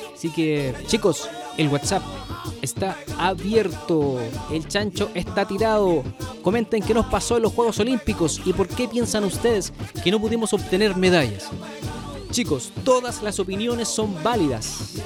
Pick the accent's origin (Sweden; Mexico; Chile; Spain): Chile; nosotros, los chilenos